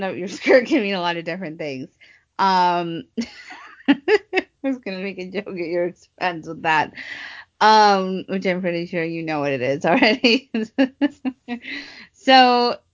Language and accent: English; Midwest, United States; I'm from the Midwest